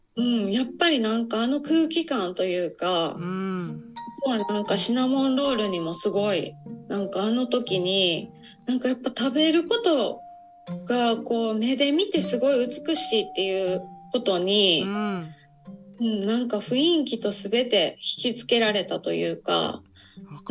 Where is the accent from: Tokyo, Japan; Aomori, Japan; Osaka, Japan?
Osaka, Japan; 私の地元、本当にすごい田舎の方なので